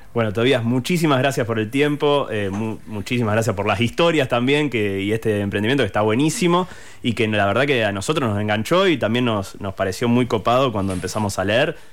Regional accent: Rosario, Santa Fe, Argentina; nosotros somos de Rosario

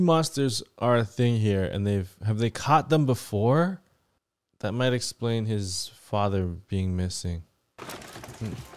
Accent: Canada; I'm from Canada

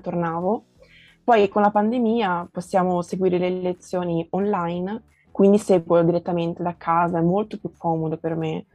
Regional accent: Tuscany, Italy; Italian is a second language; also born or lived in João Pessoa, Paraíba, Brazil; sono italo-brasiliana perché sono nata in Brasile, ma mio babbo è italiano e vivo in Italia da quasi 13 anni, quindi quasi tutta la vita l'ho vissuta qui in Italia

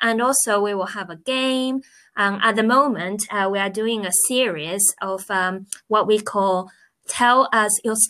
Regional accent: China; moved away as an adult; now in England, United Kingdom; I am originally from China. I've been in England for nearly

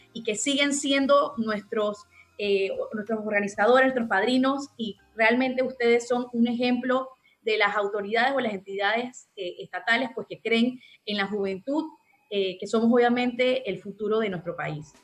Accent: Panama; como panameños

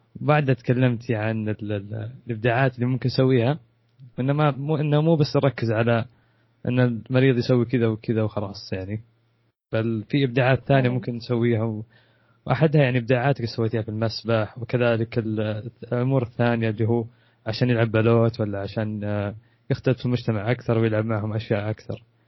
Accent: Saudi Arabia; عندنا في السعوديه

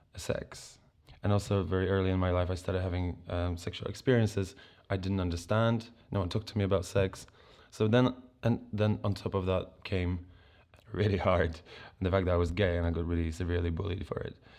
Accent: Poland; moved away as an adult; now in England; I grew up in Poland

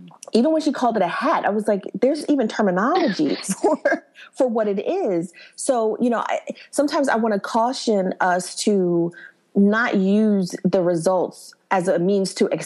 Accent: New York City, New York, United States; I grew up in Brooklyn

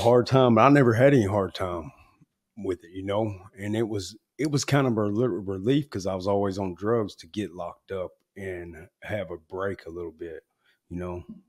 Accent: Newport, Arkansas, United States; I grew up in Newport, Arkansas

